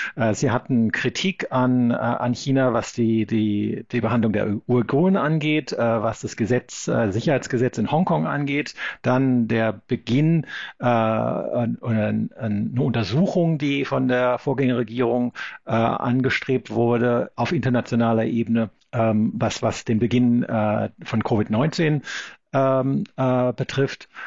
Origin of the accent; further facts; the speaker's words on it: Black Forest, Baden-Württemberg, Germany; moved away as an adult; now in Sydney, Australia; ich bin am Schwarzwald aufgewachsen